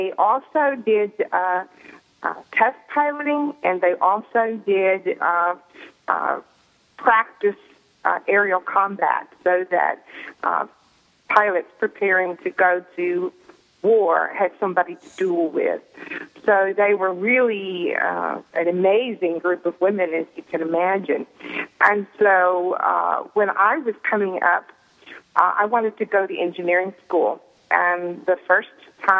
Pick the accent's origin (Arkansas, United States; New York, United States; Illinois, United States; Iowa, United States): Arkansas, United States; Fort Smith; now in Pittsburgh, United States; I'm calling from Pittsburgh, but of course, you know I'm from Fort Smith, Arkansas, originally.